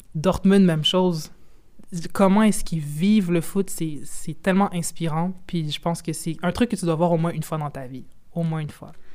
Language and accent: French; Quebec, Canada; moi, je suis canadienne, mais québécoise, mais je suis d'origine congolaise